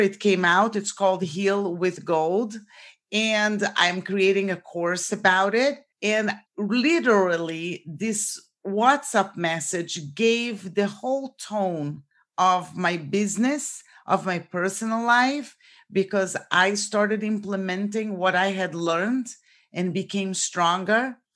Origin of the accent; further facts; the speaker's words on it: Brazil; moved away as an adult; now in Florida, United States; So I was born in Brazil and I came to the United States for college.